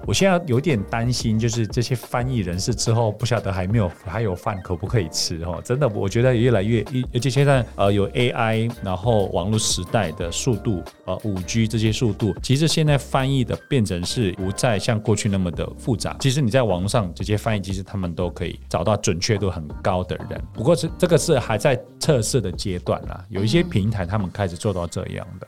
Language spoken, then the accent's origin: Chinese; Indonesia; moved away as an adult; now in Taiwan; 来自印尼